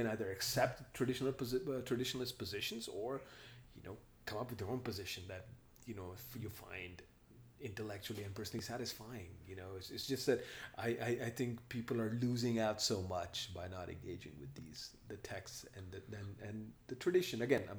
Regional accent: India; now in United States; Yeah, I grew up in India, man. You know, my pronunciations a lot of times are different from, you know, mainstream America.

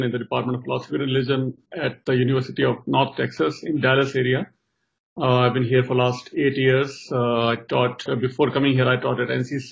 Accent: Pali, Rajasthan, India; moved away as an adult; also born or lived in Karnataka / New York; now in United States; I was born in Rajasthan, a place, small town called Pali near Jodhpur, where I was born and did my schooling and everything there in Rajasthan

